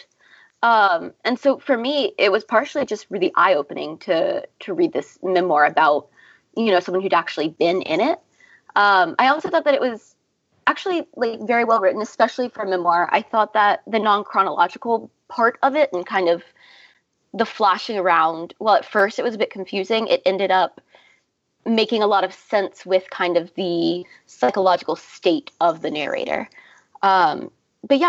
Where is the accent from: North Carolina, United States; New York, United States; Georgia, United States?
North Carolina, United States; Raleigh; I grew up in North Carolina, but not in any kind of religiously fundamental environment. I'm from Raleigh